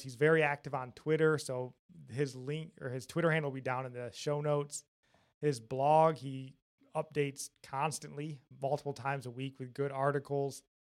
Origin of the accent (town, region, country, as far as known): Jackson, Michigan, United States; born or raised there